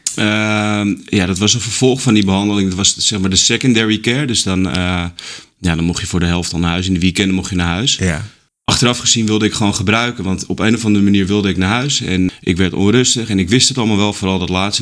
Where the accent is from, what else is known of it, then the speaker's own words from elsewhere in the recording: Haarlem, North Holland, Netherlands; ik ben opgegroeid in Haarlem.